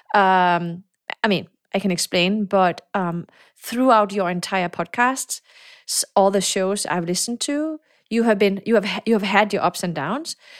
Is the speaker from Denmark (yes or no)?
yes; Denmark; moved away; also born or lived in Morocco / Silicon Valley; I was born in Morocco. I came to Denmark. My mom is Danish, so I grew up in Denmark